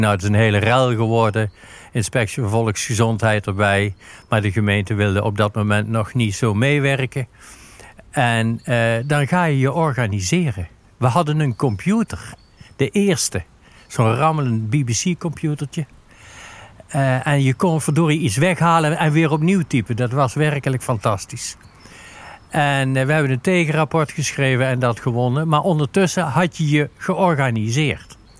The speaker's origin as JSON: {"language": "Dutch", "town": "Sint Hubert", "region": "North Brabant", "country": "Netherlands", "said": "Ik kom uit Sint-Hubert"}